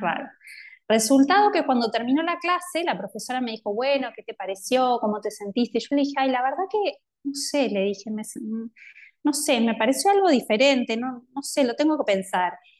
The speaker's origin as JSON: {"language": "Spanish", "region": "Montevideo", "country": "Uruguay", "tie": "born or raised there", "said": "soy de Montevideo, eh, nací en Uruguay y crecí acá."}